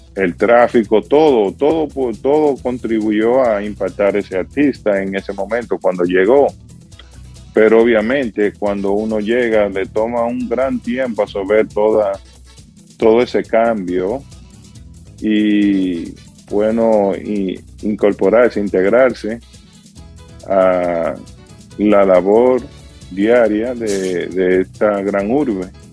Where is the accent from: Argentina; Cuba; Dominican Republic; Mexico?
Dominican Republic; San José de las Matas, Santiago; moved away as an adult; also born or lived in New York, United States; now in Pennsylvania, United States; en mi pueblo natal, San José de las Matas